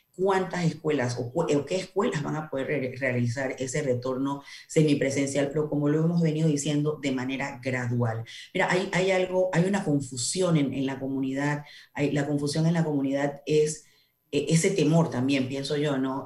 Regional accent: Panamá Oeste, Panama; yo soy del área de Panamá Oeste

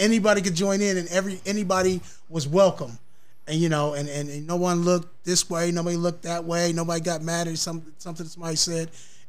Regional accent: Columbus, Ohio, United States; South High School. Graduated from there.

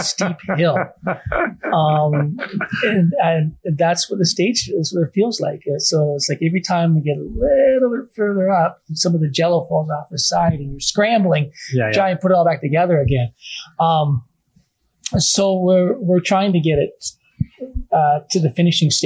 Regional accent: Canada; a Canadian documentary filmmaker

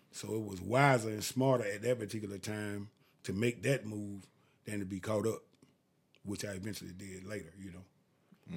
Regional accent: Augusta, Georgia, United States; I'm from Augusta, Georgia. I went to Lucy Scrabble Lane High School.

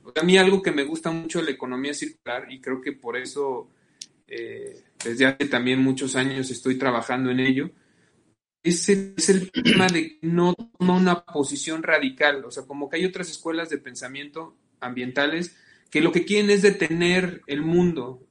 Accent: Salamanca, Guanajuato, Mexico; yo soy de Salamanca

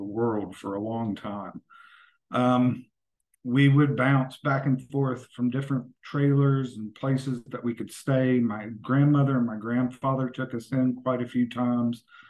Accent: Yukon, West Virginia, United States; also born or lived in Bluefield, West Virginia; now in Kansas City, United States; I'm originally from southern West Virginia. I grew up in a very small town called Yukon, West Virginia, right outside of War, which is WAR

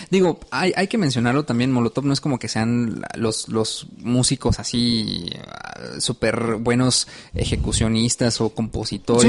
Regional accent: Mexico; tú y yo entendemos tanto el contexto como mexicanos

